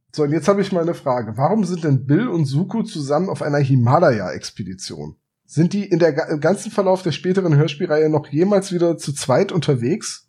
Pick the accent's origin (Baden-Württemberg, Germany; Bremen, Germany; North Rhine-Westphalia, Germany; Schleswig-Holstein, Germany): Bremen, Germany; gebürtiger Bremer